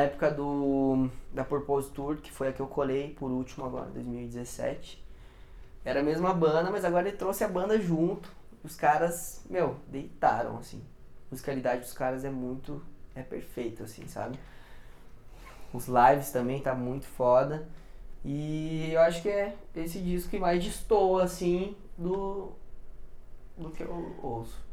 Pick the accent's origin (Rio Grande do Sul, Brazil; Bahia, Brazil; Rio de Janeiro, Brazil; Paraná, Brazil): Paraná, Brazil; Curitiba; Sou de Curitiba.